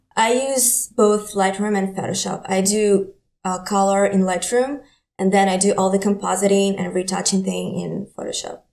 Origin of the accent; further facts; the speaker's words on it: Ukraine; English is a second language; moved away as an adult; now in New York, United States; I'm from Ukraine